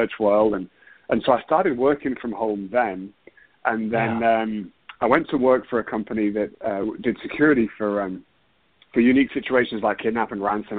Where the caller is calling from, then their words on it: Houston, Texas, United States; So I'm calling from Houston, Texas.